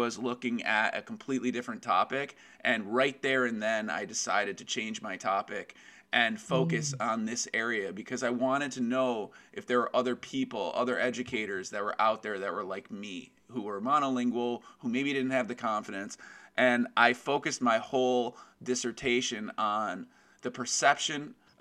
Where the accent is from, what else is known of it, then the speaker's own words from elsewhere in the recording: Westchester County, New York, United States; I am from Westchester County, New York in the United States